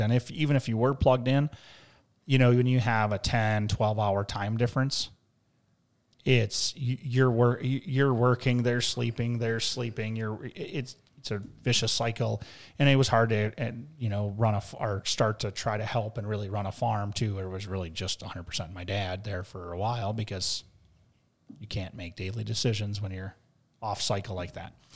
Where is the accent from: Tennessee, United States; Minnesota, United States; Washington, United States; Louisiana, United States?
Minnesota, United States; Mankato; we're from, uh, Minnesota.